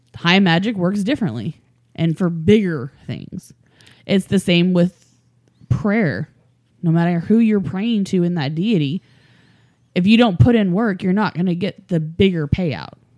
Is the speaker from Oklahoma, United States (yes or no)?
yes; Oklahoma, United States; I'm from Oklahoma and the Native American in me